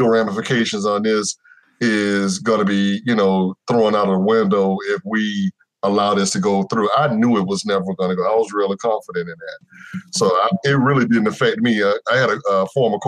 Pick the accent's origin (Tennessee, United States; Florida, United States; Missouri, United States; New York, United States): Florida, United States; Jacksonville